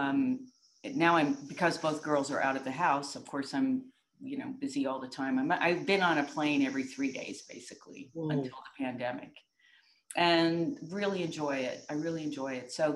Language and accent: English; New York, United States; I'm from New York State, and we had terrific music ed